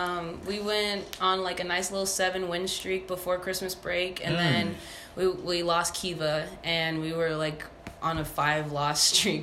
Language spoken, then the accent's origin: English; Albuquerque, New Mexico, United States; I'm from Albuquerque, New Mexico, playing basketball and volleyball at Knox College.